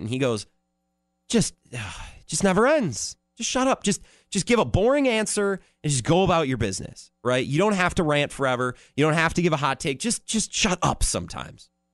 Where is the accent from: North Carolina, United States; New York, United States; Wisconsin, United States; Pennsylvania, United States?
Wisconsin, United States; Menomonie; I'm from Menominee